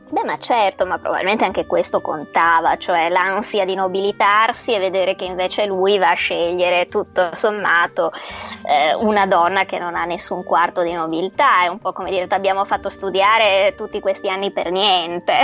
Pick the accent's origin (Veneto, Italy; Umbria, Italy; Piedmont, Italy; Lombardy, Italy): Veneto, Italy; Venice; sono veneziana